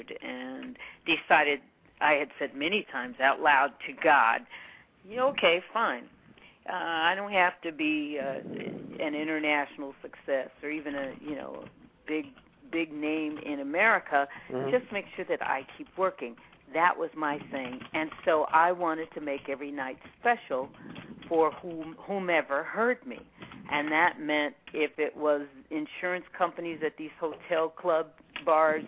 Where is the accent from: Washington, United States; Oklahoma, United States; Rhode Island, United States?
Washington, United States; Seattle; also born or lived in Yakima, Washington; I was born and raised in Washington State. I was born in Seattle